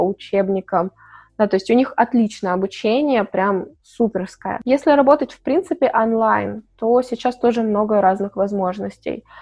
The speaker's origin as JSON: {"language": "Russian", "town": "Chelyabinsk", "region": "Chelyabinsk Oblast", "country": "Russia", "also_born_or_lived": "Malaysia", "moved": "as an adult", "said": "когда я жила в Челябинске, я из Челябинска"}